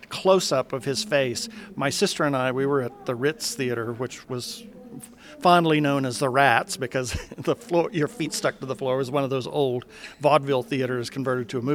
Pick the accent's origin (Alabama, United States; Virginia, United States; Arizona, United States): Arizona, United States; Phoenix; I'm from Phoenix, Arizona